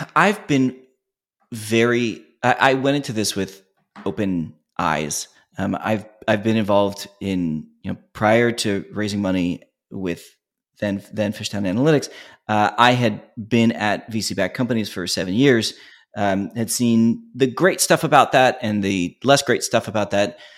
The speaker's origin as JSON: {"language": "English", "town": "Philadelphia", "region": "Pennsylvania", "country": "United States", "said": "we're originally from Philly"}